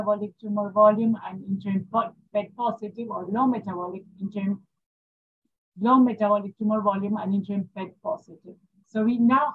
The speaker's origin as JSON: {"language": "English", "region": "Buenos Aires", "country": "Argentina", "said": "I'm from Buenos Aires, Argentina. I work in Fondaleo"}